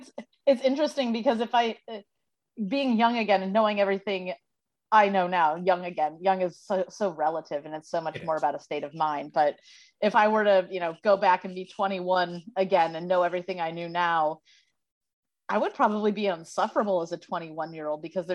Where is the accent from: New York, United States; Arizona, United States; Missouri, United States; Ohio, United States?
Missouri, United States; St. Louis; now in Los Angeles, United States; It's set in St. Louis, which is my hometown. And most people, like living in LA now, 30, unmarried, still dating, that's the norm.